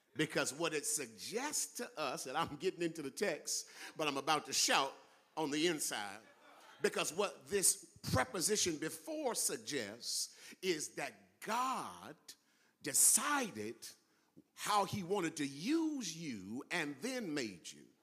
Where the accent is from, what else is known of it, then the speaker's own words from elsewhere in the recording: California, United States; I'm from California and I don't live in Mississippi